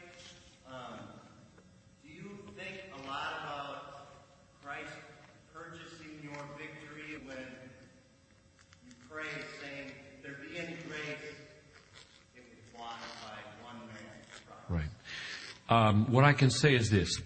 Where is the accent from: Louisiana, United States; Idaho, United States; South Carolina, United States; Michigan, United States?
South Carolina, United States; I grew up with in South Carolina.